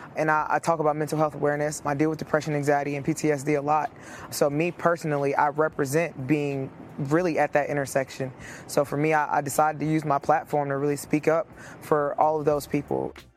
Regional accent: Missouri, United States; my hometown Congresswoman Cory Bush

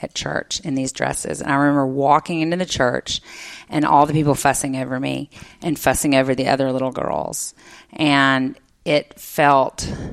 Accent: Jackson, Mississippi, United States; I grew up in Jackson

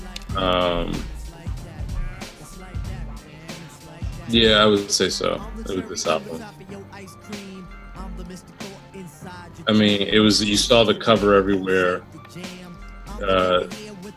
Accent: Scotch Plains, New Jersey, United States; now in New York City, United States; I grew up in this town, Scotch Plains, that was, it's, like, a working class, like, white Italian neighborhood.

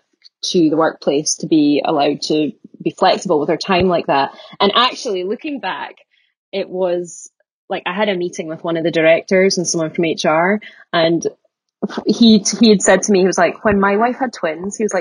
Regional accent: Aberdeen, Scotland, United Kingdom; also born or lived in Glasgow; I'm from Aberdeen originally

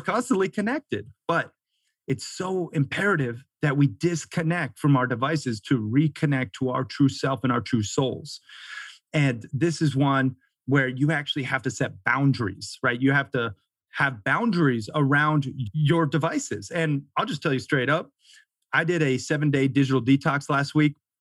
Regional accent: Florida, United States; moved away as an adult; also born or lived in Montana / Sarasota, Florida / Delray Beach, Florida; now in Bozeman, Montana, United States; I grew up half in Florida, you know, surfing and skating, and then half in Montana, camping, fishing, hunting, hiking

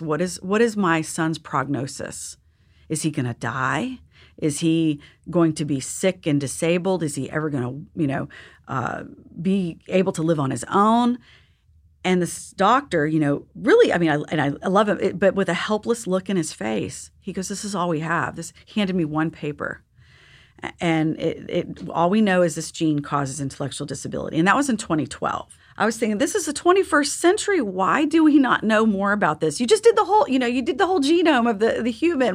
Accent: Texas, United States; I'm from Texas

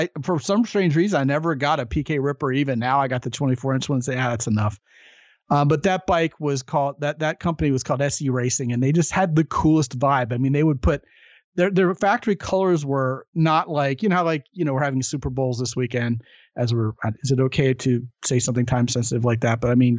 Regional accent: Baltimore, Maryland, United States; moved away; I'm originally from Baltimore

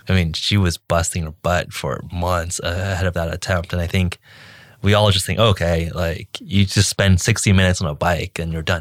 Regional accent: California, United States; I'm American and born, raised, grew up in California

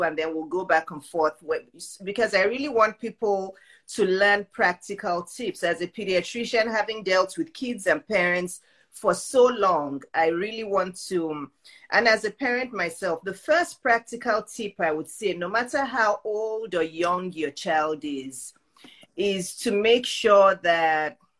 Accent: Nigeria; moved away; I grew up in Nigeria

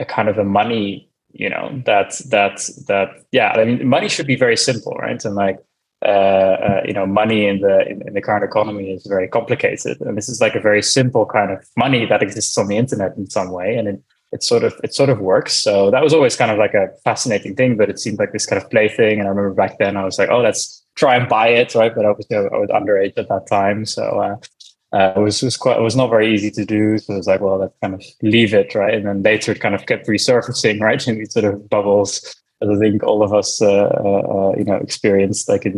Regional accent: Amsterdam, North Holland, Netherlands; I'm from the Netherlands, by the way. So I grew up in Amsterdam

